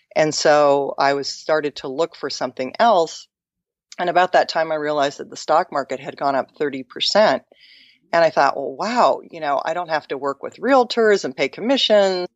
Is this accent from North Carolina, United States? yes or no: no; Mercer Island, Washington, United States; where I grew up in Seattle, I grew up on an island called Mercer Island